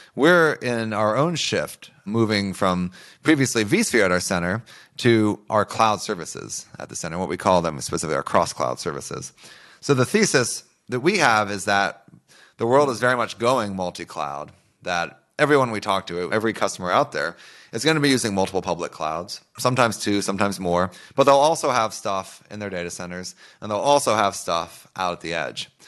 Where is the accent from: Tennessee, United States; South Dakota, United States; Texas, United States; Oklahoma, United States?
Oklahoma, United States; I grew up in Oklahoma